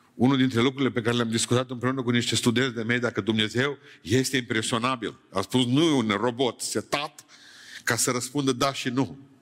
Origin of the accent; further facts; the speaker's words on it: near Beiuș, Bihor County, Romania; also born or lived in Bucharest; exilat în satul meu, din Beiuș